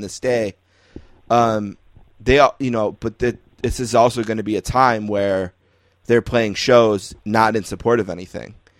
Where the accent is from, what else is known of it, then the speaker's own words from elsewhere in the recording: Buffalo, New York, United States; growing up in Buffalo, okay, like from age one, I was a huge hockey fan